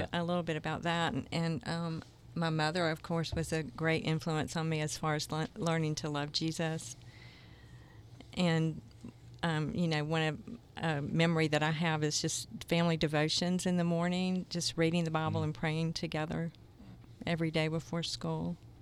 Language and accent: English; Jacksonville, Florida, United States; moved away as an adult; also born or lived in South Georgia; now in Kansas City, United States; I grew up in Jacksonville as well